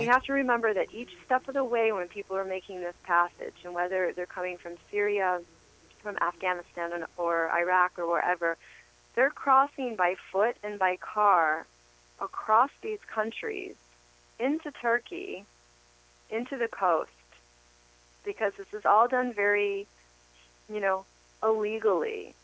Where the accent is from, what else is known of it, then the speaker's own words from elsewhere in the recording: United States; now in Los Angeles, United States; as an American and coming from the world we live